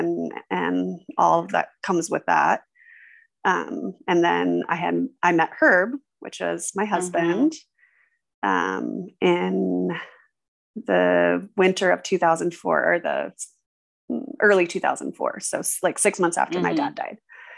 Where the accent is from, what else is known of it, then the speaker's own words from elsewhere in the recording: Missoula, Montana, United States; I was born in Missoula, Montana